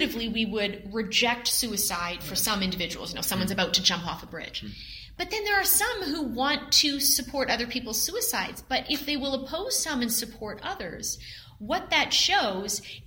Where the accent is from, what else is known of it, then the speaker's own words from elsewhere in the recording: Canada; being a Canadian myself